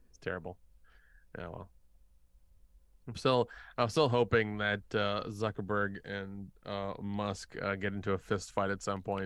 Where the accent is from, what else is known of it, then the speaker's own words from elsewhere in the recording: the South, United States; I grew up in the South